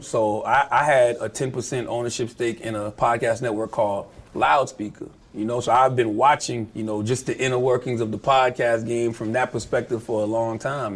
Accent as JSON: {"language": "English", "town": "Moncks Corner", "region": "South Carolina", "country": "United States", "tie": "born or raised there", "also_born_or_lived": "Columbia, South Carolina"}